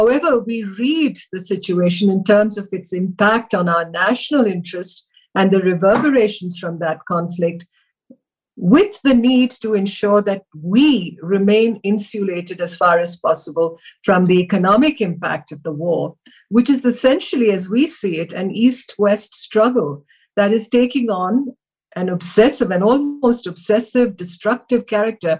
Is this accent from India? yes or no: yes; India; as an Indian